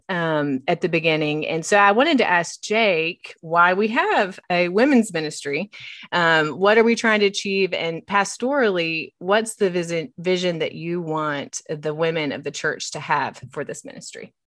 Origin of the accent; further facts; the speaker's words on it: West Virginia, United States; moved away as an adult; now in Knoxville, United States; I hail from West Virginia, but I've lived in Knoxville for thirteen years